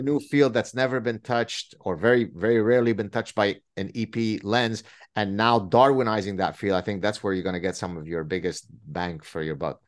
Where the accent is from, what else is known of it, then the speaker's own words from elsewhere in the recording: Lebanon; first language Arabic; English is a second language; moved away; I grew up in the Lebanese Civil War